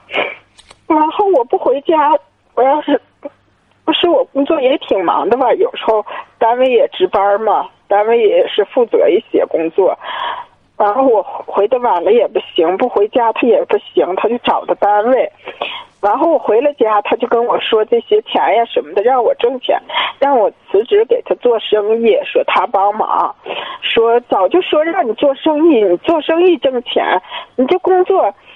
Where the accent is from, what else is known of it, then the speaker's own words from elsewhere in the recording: Hohhot, Inner Mongolia, China; 我是呼和浩特的